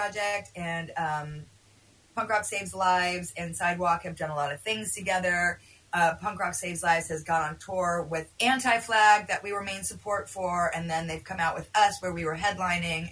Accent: San Francisco, California, United States; I come from San Francisco, so there's a lot of progression and openness there

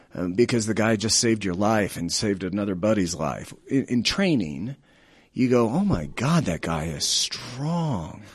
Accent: Colorado, United States; also born or lived in Denver; I'm a native of Colorado

